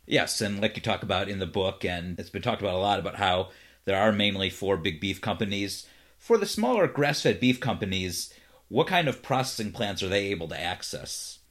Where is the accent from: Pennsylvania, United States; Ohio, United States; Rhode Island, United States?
Ohio, United States; Cleveland; now in Los Angeles, United States; I'm originally from Cleveland